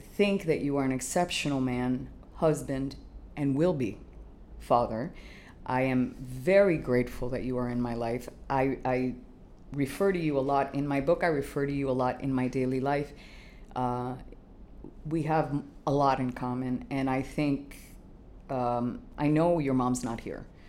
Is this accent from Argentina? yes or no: no; Canada; now in Miami, United States; I'm a Miami girl. As much as I, I grew up in Canada, I have roots here that are long